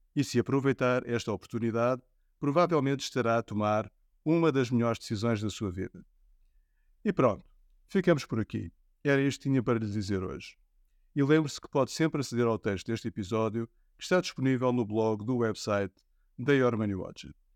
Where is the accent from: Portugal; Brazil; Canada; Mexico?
Portugal; envergonha-me enquanto português